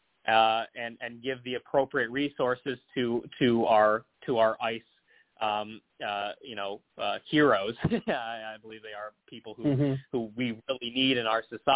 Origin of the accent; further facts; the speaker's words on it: Cleveland, Ohio, United States; growing up in Northeast Ohio or around Greater Cleveland